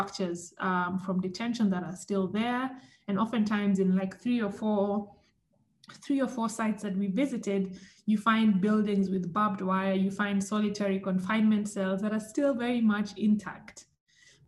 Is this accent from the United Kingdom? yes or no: no; Kenya; growing up in Kenya